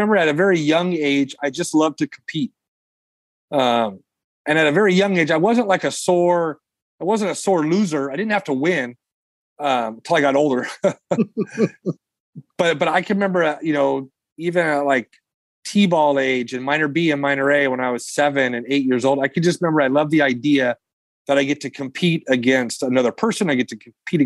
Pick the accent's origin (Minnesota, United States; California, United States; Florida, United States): California, United States; Long Beach; now in Fresno, United States; a kid from Long Beach, where I grew up in Southern California